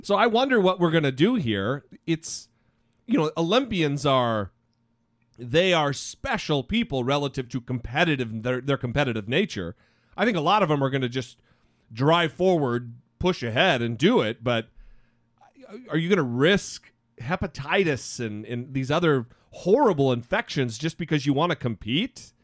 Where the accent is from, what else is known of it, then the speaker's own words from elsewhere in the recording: Idaho, United States; now in Orange County, United States; back home in Idaho